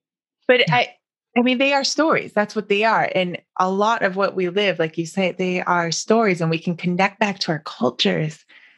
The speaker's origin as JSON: {"language": "English", "region": "Wisconsin", "country": "United States", "tie": "born or raised there", "said": "You know, growing up in Wisconsin, I mean, my dance was formal dance."}